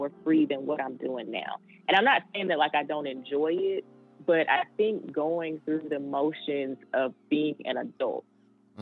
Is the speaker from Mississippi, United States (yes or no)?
yes; Vicksburg, Mississippi, United States; I was born in Vicksburg, Mississippi